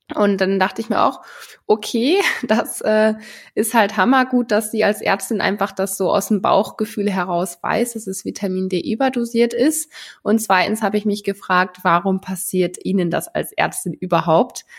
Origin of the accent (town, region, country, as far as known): Germany